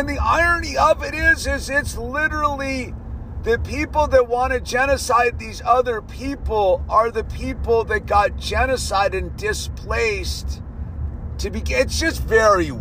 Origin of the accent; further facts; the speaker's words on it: United States; I am an American